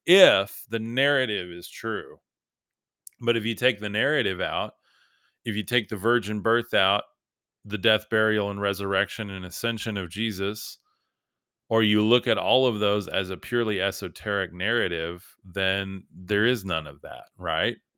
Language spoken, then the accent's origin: English; West Texas, United States; I'm from West Texas